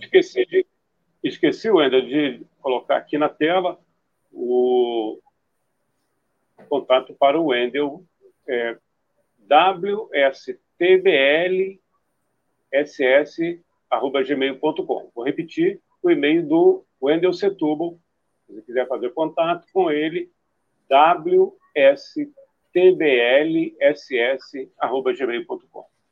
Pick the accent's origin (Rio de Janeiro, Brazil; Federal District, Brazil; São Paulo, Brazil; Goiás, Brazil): Rio de Janeiro, Brazil; Eu tenho uma ligação muito grande com a cidade, mas eu nasci no Rio